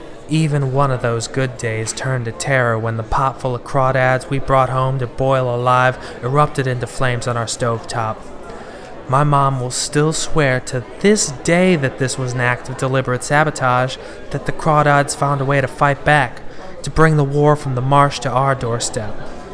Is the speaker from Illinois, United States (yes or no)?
yes; Chicago, Illinois, United States; People ask me where I'm from. I tell them I grew up in Chicago. But the truth is, I moved around a lot when I was a kid.